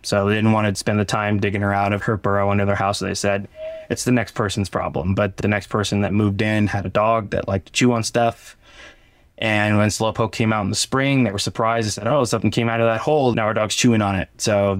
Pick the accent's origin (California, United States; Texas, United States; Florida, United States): California, United States; Barstow; Growing up in Barstow, you hear how much sucks in the desert, how much Barstow sucks.